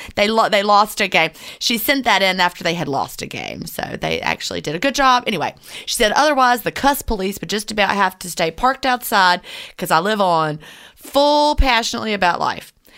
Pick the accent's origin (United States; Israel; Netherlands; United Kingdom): United States; Georgia; I'm from Georgia